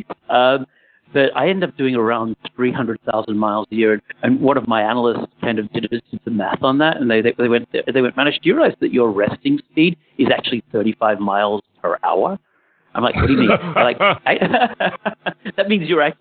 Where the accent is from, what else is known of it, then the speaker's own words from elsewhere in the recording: Australia; I grew up in Australia